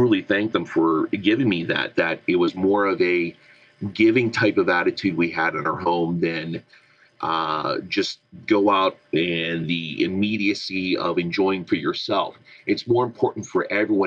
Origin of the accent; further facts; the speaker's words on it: Southwestern Pennsylvania, United States; I'm from Southwestern PA